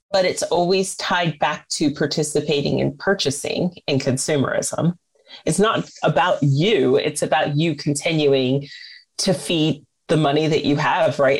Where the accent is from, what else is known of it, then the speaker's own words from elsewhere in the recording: United States; As an American